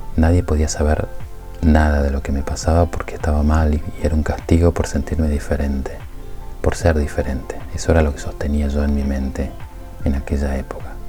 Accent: Tucumán, Argentina; Nací en Tucumán, en una familia de clase media

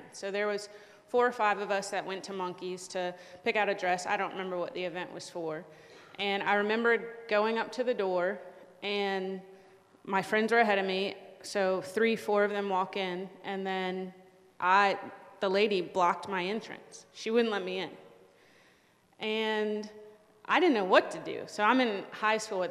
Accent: Richmond, Virginia, United States; moved away; we're from Richmond, Virginia

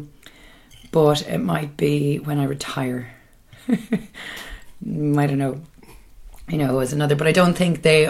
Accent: Ballybrack, Leinster, Ireland; now in Dublin, Ireland; I am from Ballybrack

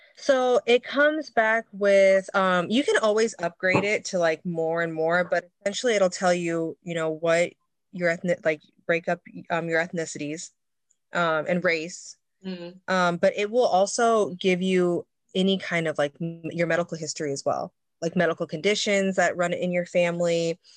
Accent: Midwest, United States; now in Seattle, United States; growing up in the Midwest, I grew up on a farm

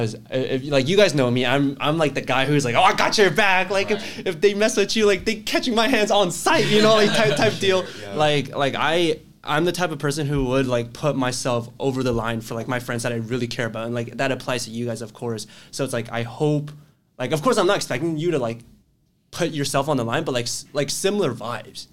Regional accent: Texas, United States; moved away as an adult; I'm from Texas

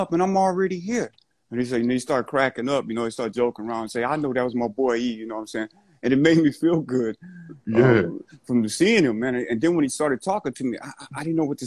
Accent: the South, United States; I'm from the South

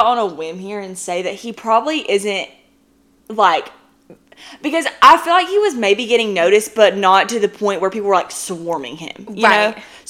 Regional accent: Dothan, Alabama, United States; born or raised there

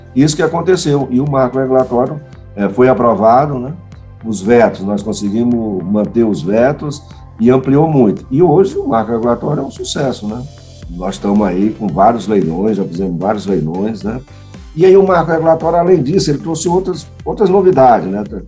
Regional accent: Maranhão, Brazil; moved away; also born or lived in São Paulo; Eu sou maranhense, sou do Maranhão, mas estudei em São Paulo, né?

